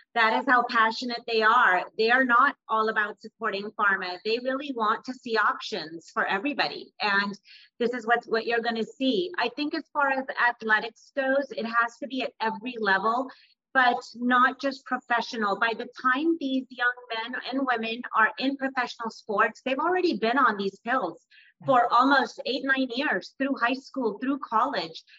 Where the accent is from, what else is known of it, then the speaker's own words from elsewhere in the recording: East Bay, California, United States; which is my hometown as well, I grew up in the East Bay